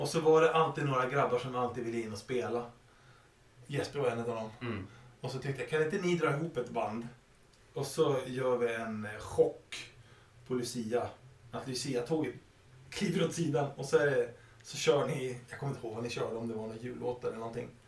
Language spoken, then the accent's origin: Swedish; Sweden; när jag var liten och vi flyttade ut på landet till min hemby Valne